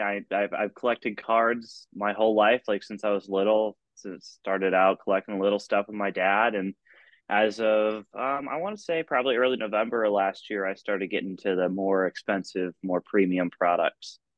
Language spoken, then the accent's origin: English; Ithaca, New York, United States; also born or lived in Rochester, New York; I'm originally from Ithaca, New York.